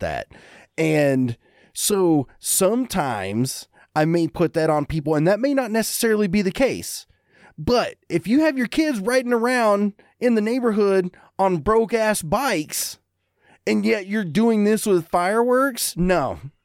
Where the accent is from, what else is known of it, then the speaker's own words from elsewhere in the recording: Eubank, Kentucky, United States; moved away; growing up in Eubank